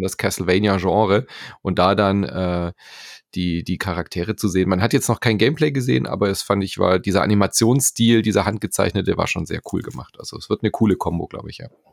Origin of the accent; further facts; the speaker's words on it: Germany; hier bei uns in Deutschland